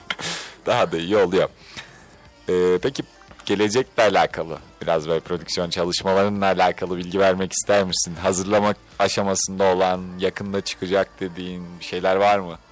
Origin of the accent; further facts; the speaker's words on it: Istanbul, Turkey; Ben de bu arada İstanbul Gazi Osman Paşalıyım.